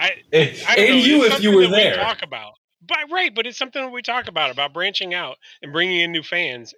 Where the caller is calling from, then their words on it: Toronto, Ontario, Canada; Cool, I'm joining from Toronto.